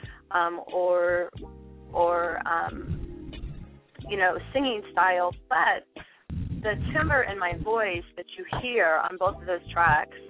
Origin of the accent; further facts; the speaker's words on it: Oregon, United States; now in Los Angeles, United States; I'm originally from Oregon State, but I'm based in Los Angeles